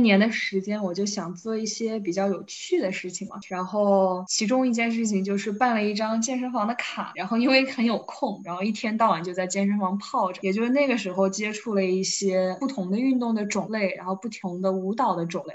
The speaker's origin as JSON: {"language": "Chinese", "town": "Wuhan", "region": "Hubei", "country": "China", "tie": "born or raised there", "said": "我是武汉人嘛，然后我们这边儿其实夏天有些时候经常会发发水什么的"}